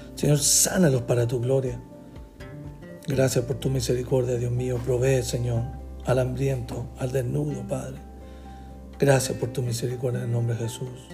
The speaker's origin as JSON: {"language": "Spanish", "country": "Chile", "tie": "born or raised there", "said": "nací en Chile"}